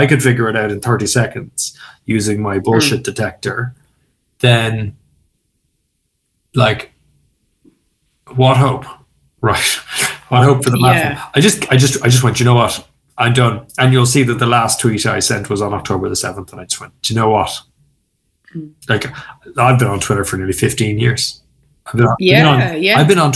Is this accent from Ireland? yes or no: yes; Ireland